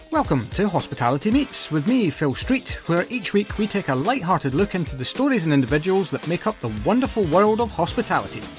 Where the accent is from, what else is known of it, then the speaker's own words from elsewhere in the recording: United Kingdom; I can't, I, honestly, I'm so British, it's unbelievable.